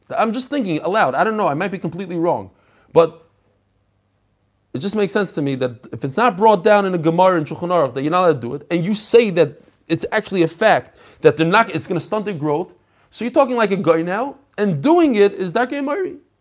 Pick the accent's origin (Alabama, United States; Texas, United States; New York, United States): New York, United States; I grew up in New York. I learned how to drive in New York